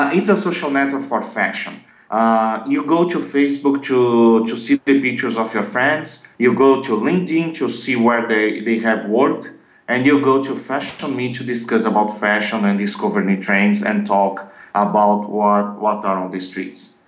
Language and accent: English; Brazil; English is a second language; I'm from Brazil